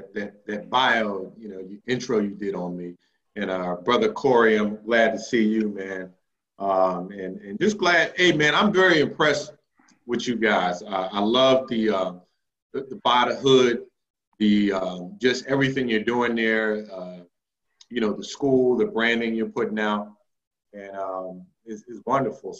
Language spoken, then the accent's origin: English; Philadelphia, Pennsylvania, United States; I'm a native Philadelphian, West Philly, born and raised